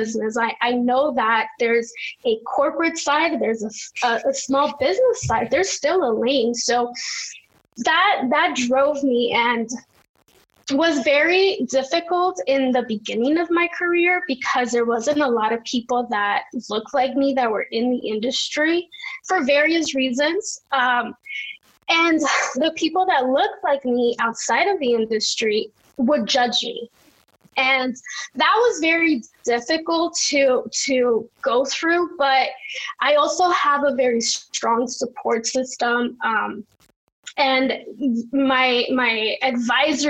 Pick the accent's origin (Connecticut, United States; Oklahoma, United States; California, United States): California, United States; Los Angeles; growing up in South Central